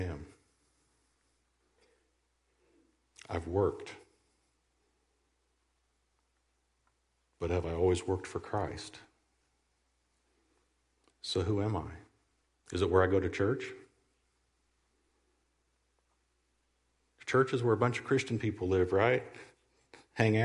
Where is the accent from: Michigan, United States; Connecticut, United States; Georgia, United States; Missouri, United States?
Missouri, United States; Southwest; also born or lived in Iowa / Stockton, Missouri / Jericho Springs, Missouri / Lamar, Missouri; I was born in Iowa, raised in Southwest Missouri